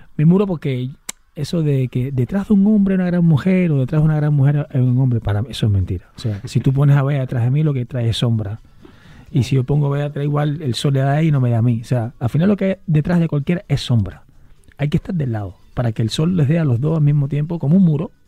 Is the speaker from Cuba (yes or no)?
yes; Cuba; moved away as an adult; now in Spain; yo hice waterpolo desde muy chiquito, llegué al equipo nacional de Cuba